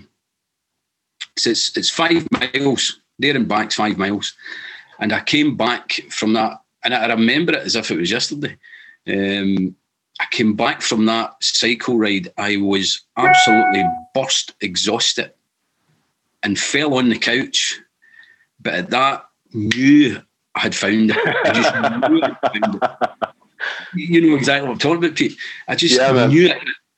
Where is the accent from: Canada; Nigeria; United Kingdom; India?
United Kingdom; Saltcoats?, Scotland; I grew up in Salam in the west coast of Scotland